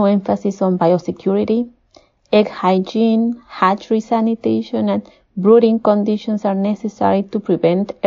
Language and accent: English; Peru; moved away as an adult; I was born and raised in Peru